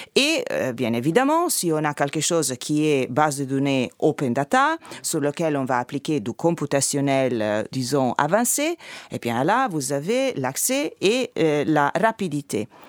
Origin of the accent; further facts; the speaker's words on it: Italy; French is a second language; moved away; je suis italienne